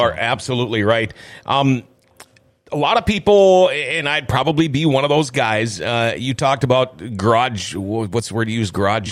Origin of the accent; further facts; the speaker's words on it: Thief River Falls, Minnesota, United States; also born or lived in Crookston, Minnesota; I moved from Crookston to Thief River when I was in fifth grade